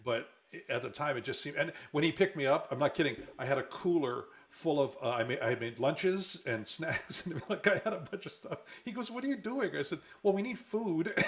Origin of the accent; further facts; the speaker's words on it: Oahu, Hawaii, United States; now in Seattle, United States; I grew up in Hawaii